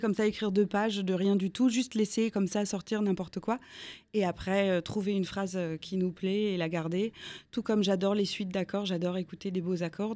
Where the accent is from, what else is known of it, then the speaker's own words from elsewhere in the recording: Strasbourg, Grand Est, France; J'ai grandi euh, à Strasbourg.